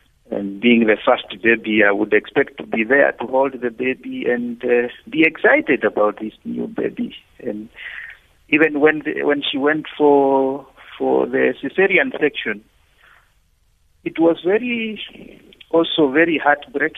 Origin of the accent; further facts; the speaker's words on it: Kenya; moved away as an adult; now in Uganda; Originally, I'm a Kenyan